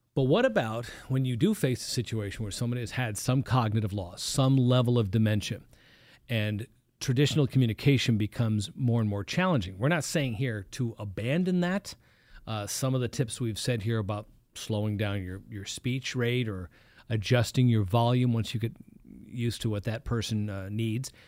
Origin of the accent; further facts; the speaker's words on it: East Coast, United States; moved away; I come from the East Coast